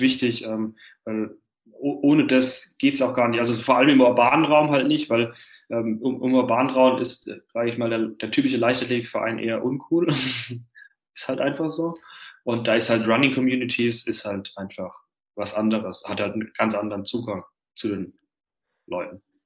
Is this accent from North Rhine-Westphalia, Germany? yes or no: no; Heidelberg area, Baden-Württemberg, Germany; now in Berlin, Germany; ich komme ja vom Dorf ursprünglich, also mein Bruder und ich, wir kommen aus der Heidelberger Gegend, das ist im Süden Deutschlands.